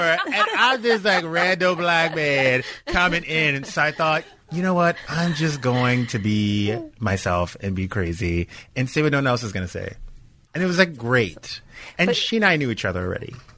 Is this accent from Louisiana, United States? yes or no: yes; Louisiana, United States; moved away as an adult; now in Los Angeles, United States; I was from I'm from Louisiana